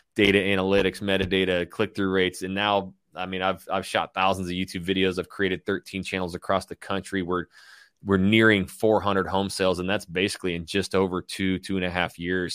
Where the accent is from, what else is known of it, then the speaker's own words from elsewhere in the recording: Coeur d'Alene, Idaho, United States; moved away as an adult; also born or lived in Hayden Lake, Idaho / Portland; my hometown of Coeur d'Alene, Idaho, Hayden Lake, Idaho